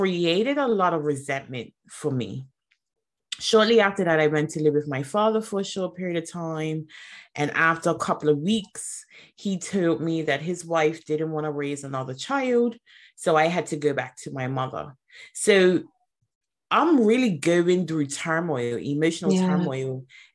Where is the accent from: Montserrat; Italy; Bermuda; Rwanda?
Bermuda; I'm from Bermuda, so a very small community, very small environment.